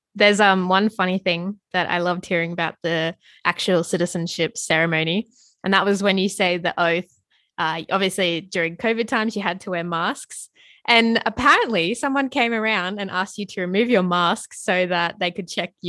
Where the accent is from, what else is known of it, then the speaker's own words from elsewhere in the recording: Australia; I'm full Australian. I've never lived anywhere else.